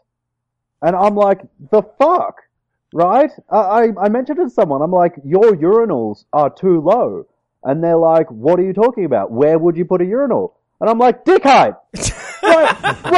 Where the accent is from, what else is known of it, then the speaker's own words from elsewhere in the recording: Townsville, Queensland, Australia; I'm from Townsville.